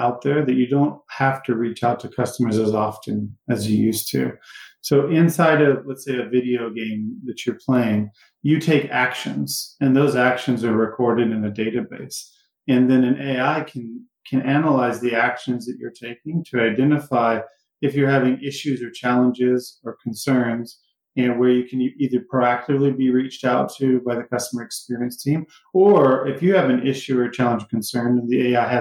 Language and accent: English; Cleveland, Texas, United States; moved away as an adult; also born or lived in Jasper, Texas; I come from Texas. I grew up there